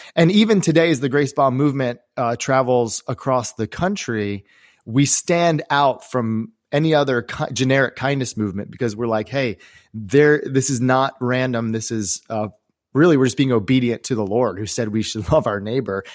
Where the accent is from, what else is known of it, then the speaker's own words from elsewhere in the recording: Maryland, United States; I grew up here in the Maryland area